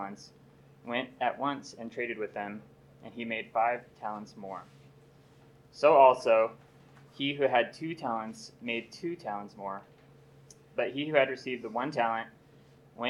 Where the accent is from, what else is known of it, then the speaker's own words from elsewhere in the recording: Ventura, California, United States; I grew up in Ventura, California